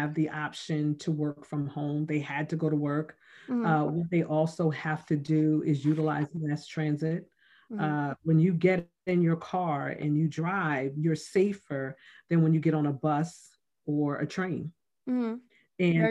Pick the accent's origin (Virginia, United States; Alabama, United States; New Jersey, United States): New Jersey, United States; Plainfield; growing up in Plainfield when I did